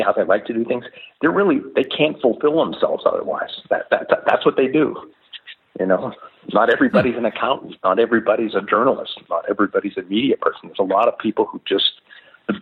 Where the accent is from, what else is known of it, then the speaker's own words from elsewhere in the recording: Pittsburgh, Pennsylvania, United States; moved away; I came from Pittsburgh, so I came from a town that was ravaged